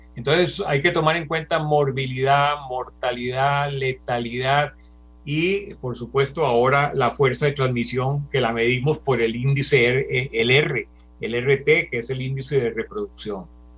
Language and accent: Spanish; Costa Rica; moved away as an adult; also born or lived in Venezuela; soy nacido en Costa Rica, soy ciudadano costarricense por nacimiento y también por adopción venezolano